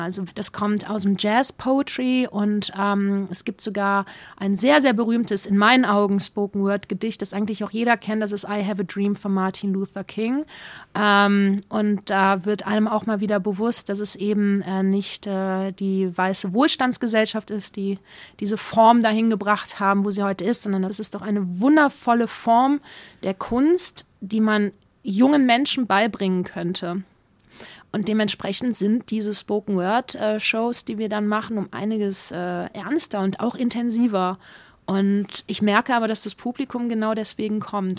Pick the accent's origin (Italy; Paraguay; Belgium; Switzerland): Belgium; Wallonia; moved away as an adult; also born or lived in Upper Lusatia, Saxony, Germany; now in Germany; Ich komme aus Ostbelgien gebürtig